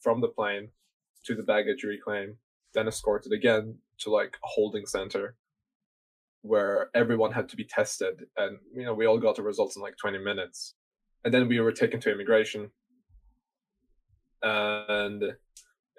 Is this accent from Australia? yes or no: no; Bergen, Vestland, Norway; moved away; also born or lived in United Kingdom; Bergen, which is my home city